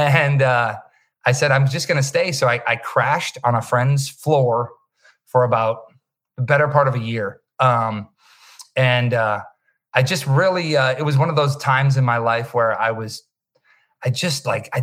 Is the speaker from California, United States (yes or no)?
no; Wisconsin, United States; moved away as an adult; now in Los Angeles, United States; Growing up in Wisconsin, you know, there is, we were kind of few and far between